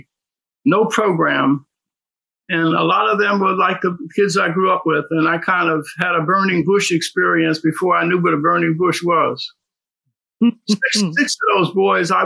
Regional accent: Philadelphia, Pennsylvania, United States; now in Washington, D.C., United States; I was born in South Philadelphia, 18th and Garrett Street, right near Dickinson and Reed. Youngest of five children. My dad died when I was 9 years old

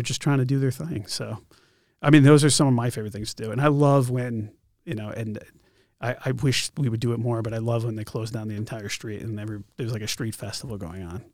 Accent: Connecticut, United States; now in Concord, United States; I grew up in Connecticut

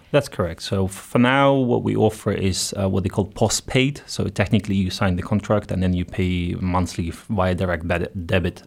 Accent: Ukraine; moved away as an adult; also born or lived in Netherlands / Belgium; now in Luxembourg; I'm Ukrainian originally, so I've been out for ten years already

